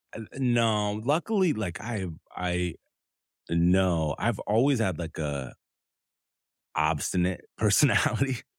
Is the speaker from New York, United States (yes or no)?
no; Southern California, United States; also born or lived in Detroit, Michigan; I grew up in Southern California between LA County and Orange County.